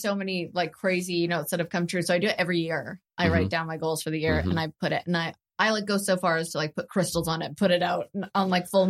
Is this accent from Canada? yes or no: yes; Canada; I'm Canadian.